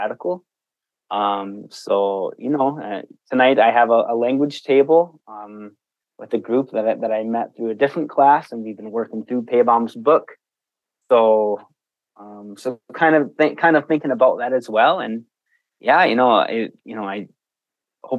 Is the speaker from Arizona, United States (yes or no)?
no; Sault Ste. Marie, Michigan, United States; now in Detroit Lakes, United States; I'm originally from the Upper Peninsula, Sault Ste. Marie, Michigan. But today I am in Detroit Lakes, Minnesota